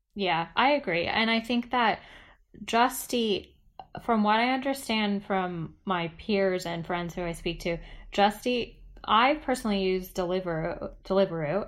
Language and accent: English; United States; I am American